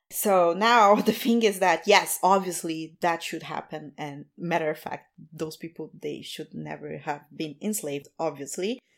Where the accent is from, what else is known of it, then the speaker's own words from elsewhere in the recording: Rio de Janeiro, Brazil; moved away as an adult; I'm from Rio